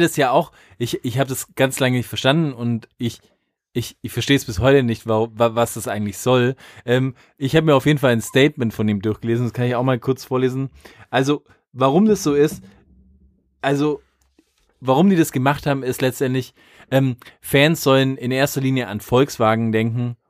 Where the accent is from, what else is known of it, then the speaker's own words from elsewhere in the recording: Germany; als Deutscher